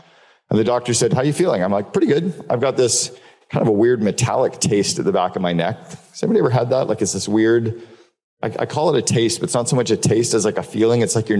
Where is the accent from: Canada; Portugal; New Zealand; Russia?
Canada; also born or lived in Seattle; I'm moving from Seattle back to Canada